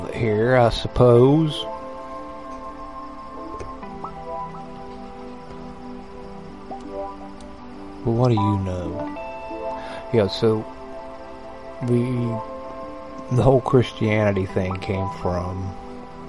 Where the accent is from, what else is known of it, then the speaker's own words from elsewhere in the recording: West Virginia, United States; I grew up in West by God, Virginia, so I am familiar with roaming around in the woods